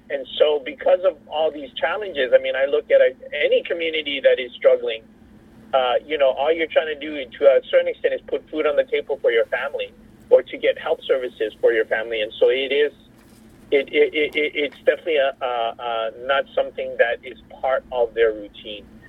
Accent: Hawaii, United States; also born or lived in Laos; a Hawaii background because I was raised in Hawaii.

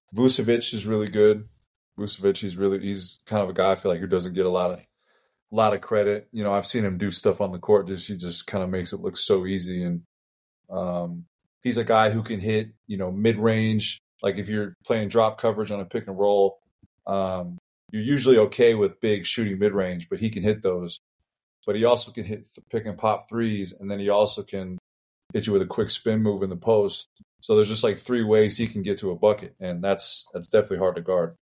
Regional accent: Las Vegas, Nevada, United States; we're all from Vegas, we grew up in it

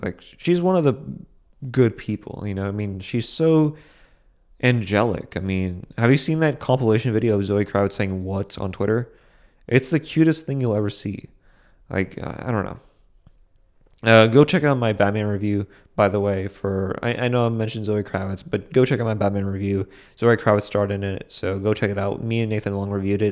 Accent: Boston, Massachusetts, United States; which is a theater in Boston, my hometown

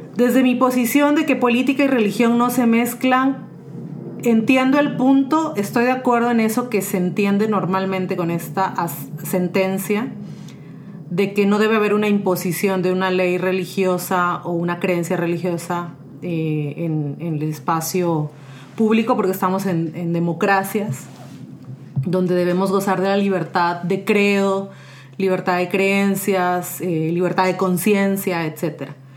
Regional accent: Mexico; now in San José, Costa Rica; soy originaria de México, pero tengo ya varios años viviendo en San José, Costa Rica

